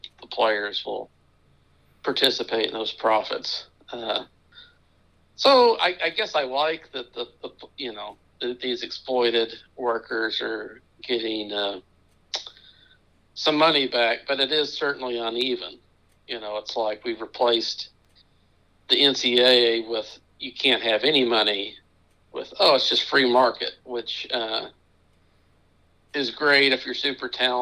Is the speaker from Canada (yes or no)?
no; Memphis, Tennessee, United States; Memphis State University, my hometown team